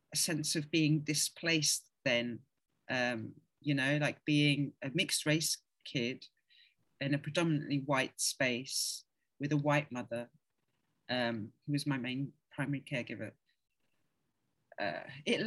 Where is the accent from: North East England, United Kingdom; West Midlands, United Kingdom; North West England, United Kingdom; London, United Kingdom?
London, United Kingdom; also born or lived in Ghana; I am London. You can hear it, right? Like, you know, growing up in London